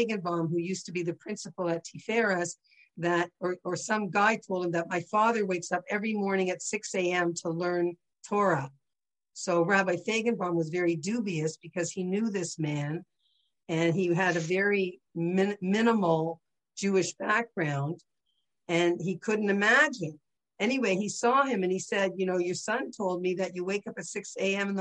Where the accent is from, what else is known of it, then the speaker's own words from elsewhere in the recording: St. Catharines, Ontario, Canada; I grew up in St. Catharines, Ontario, 10 minutes from Niagara Falls.